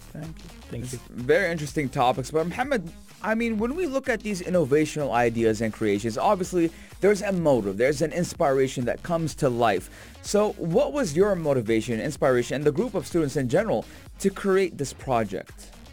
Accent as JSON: {"language": "English", "region": "Sharjah", "country": "United Arab Emirates", "tie": "born or raised there", "said": "as someone who was born and raised in Sharjah"}